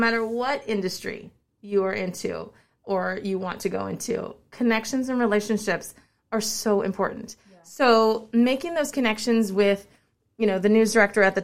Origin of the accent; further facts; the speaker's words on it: Sacramento, California, United States; It was always my dream to work here in my hometown. You know, this show, I work for Good Day Sacramento